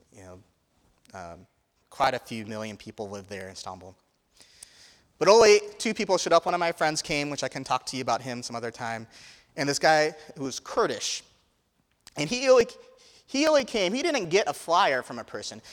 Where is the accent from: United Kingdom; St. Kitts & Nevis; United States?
United States; Indiana; I grew up in Indiana